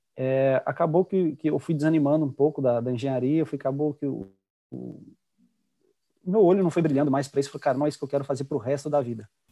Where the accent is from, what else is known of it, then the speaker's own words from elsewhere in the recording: Juiz de Fora, Minas Gerais, Brazil; moved away; Juiz de Fora, que é minha terra natal, onde eu nasci, cresci